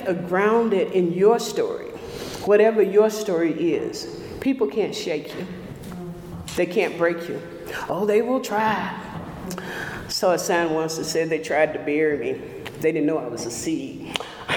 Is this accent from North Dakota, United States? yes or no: no; Oxford, Mississippi, United States; I was born in Oxford, Mississippi, 1956. When I was 4 years old, our family attended Jordan Chapel AME Church, a country church